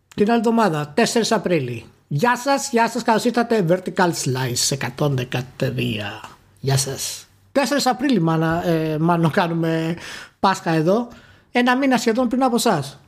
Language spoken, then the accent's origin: Greek; Greece; ως Έλληνες